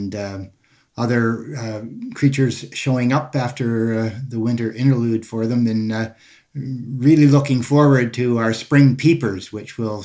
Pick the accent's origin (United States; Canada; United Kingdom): Canada; Toronto, Ontario; Throughout the years growing up in Toronto